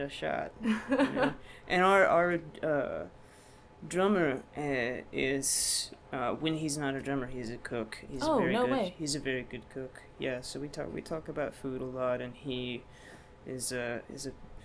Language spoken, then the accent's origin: English; Texas, United States; moved away as an adult; also born or lived in Houston, Texas; now in Baltimore, United States; I grew up in Texas, where people are obsessed with food